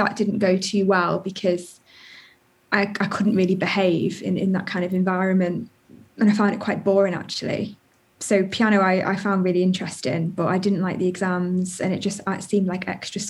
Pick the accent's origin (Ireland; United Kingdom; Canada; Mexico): United Kingdom; Chester, North West England; moved away as an adult; also born or lived in Liverpool / Wirral Peninsula / Brighton; I was born in Liverpool and grew up in Chester